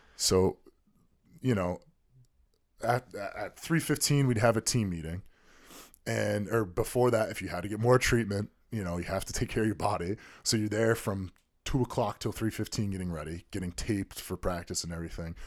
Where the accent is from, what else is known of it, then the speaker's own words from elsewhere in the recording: Connecticut, United States; my home state